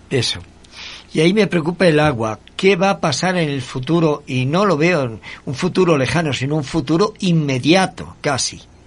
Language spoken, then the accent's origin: Spanish; Spain; now in Ecuador; en mi tierra, en España